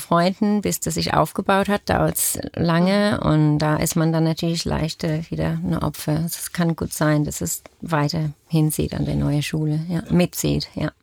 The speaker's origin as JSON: {"language": "German", "country": "Australia", "second_language": "German", "moved": "yes", "lives_now": "Germany", "said": "ich komme aus Australien, deswegen auch mein Akzent"}